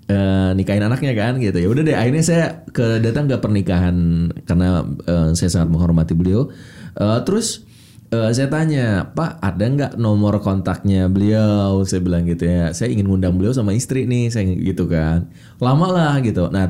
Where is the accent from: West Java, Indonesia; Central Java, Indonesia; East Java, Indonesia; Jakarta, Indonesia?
West Java, Indonesia; Bandung; Tahu saya orang Bandung